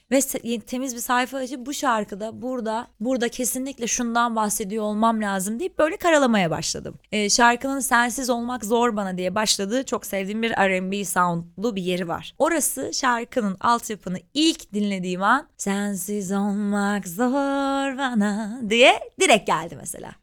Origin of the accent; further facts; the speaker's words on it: Ankara, Turkey; moved away as an adult; now in Istanbul, Turkey; ben İstanbul'da ailem yok, ben Ankaralıyım.